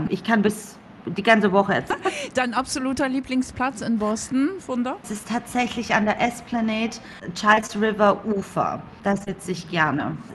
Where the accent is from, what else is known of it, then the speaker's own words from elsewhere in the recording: Coburg, Bavaria, Germany; now in United States; Ich komme aus Coburg. Mhm. Also ich bin eine kleine Fränkin.